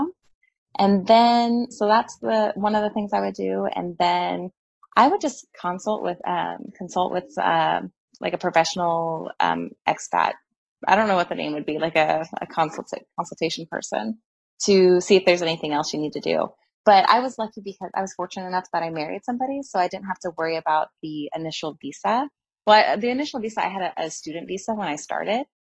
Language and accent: English; United States; moved away as an adult; now in Italy; as an American, I did not have to give up my citizenship to be a resident here